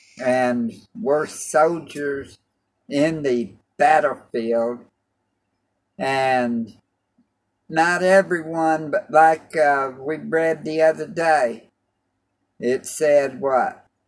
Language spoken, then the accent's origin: English; Clarksville, Tennessee, United States; also born or lived in Germany; now in Oklahoma, United States; We're both from Tennessee. I was raised there in Clarksville.